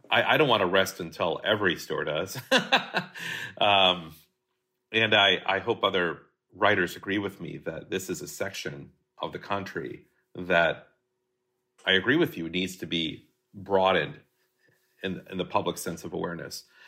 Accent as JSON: {"language": "English", "town": "Hastings", "region": "Minnesota", "country": "United States", "tie": "born or raised there", "moved": "as an adult", "lives_now": "Burbank, United States", "said": "growing up in Hastings, Minnesota"}